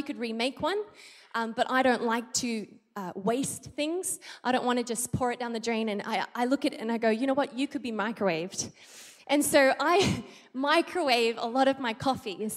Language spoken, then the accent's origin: English; Australia; moved away as an adult; now in Philippines; I'm Australian, I'm not American